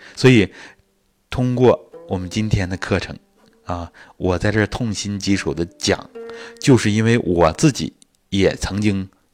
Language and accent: Chinese; China; 我们中国人